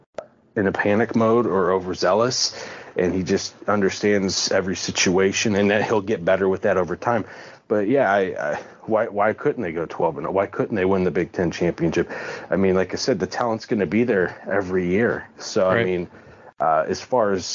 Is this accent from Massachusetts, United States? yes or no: no; Akron, Ohio, United States; moved away as an adult; now in Jacksonville, United States; I grew up in Akron.